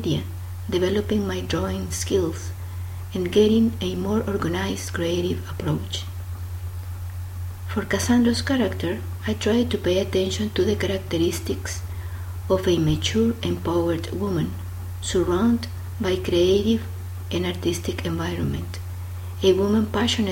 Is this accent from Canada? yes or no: no; El Salvador; I am from El Salvador, which is a very small and beautiful country in Central America.